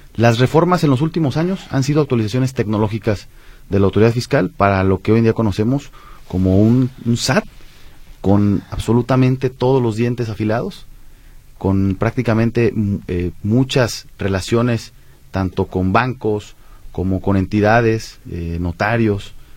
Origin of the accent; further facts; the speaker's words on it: Mexico; como mexicanos